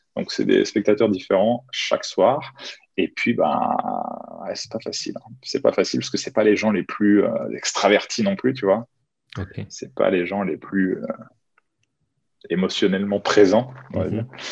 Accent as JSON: {"language": "French", "town": "Chartres", "region": "Centre-Val de Loire", "country": "France", "tie": "born or raised there", "said": "J'habite à Chartres, je suis originaire de Chartres dans l'Eure-et-Loire, à une heure de Paris."}